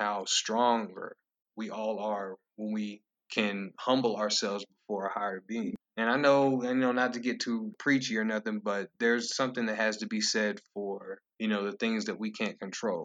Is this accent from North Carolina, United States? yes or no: yes; Lenoir, North Carolina, United States; growing up in Lenore